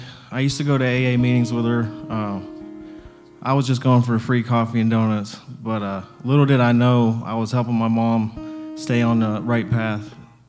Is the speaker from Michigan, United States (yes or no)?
no; Warren, Ohio, United States; I am from Warren, Ohio, and I'm 34 years old.